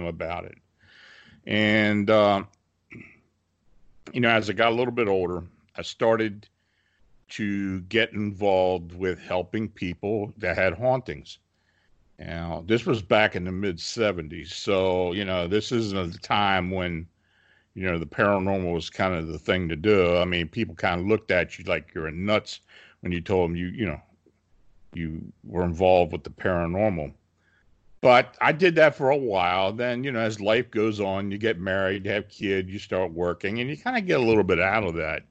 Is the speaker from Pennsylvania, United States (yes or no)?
yes; Gettysburg, Pennsylvania, United States; I was born and raised near the Gettysburg battlefield.